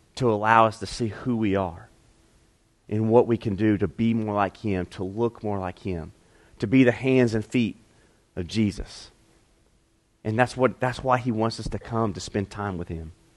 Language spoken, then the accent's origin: English; Piedmont, South Carolina, United States; also born or lived in Utah; I grew up in Piedmont